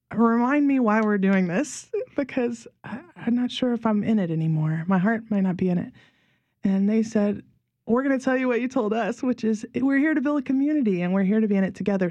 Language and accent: English; Mississippi, United States; moved away as an adult; also born or lived in Pittsburgh; now in New Orleans, United States; I was from Mississippi